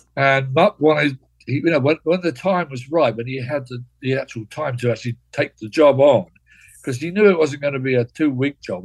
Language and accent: English; Cambridge, East of England, United Kingdom; David and I grew up together in Cambridge, lived in the same area of Cambridge